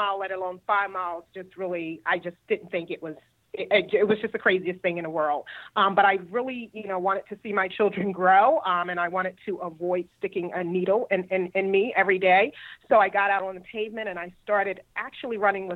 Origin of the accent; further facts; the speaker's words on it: Philadelphia, Pennsylvania, United States; moved away as an adult; now in Cary, United States; I'm originally from Philadelphia, born and raised, and I relocated here about 10 years ago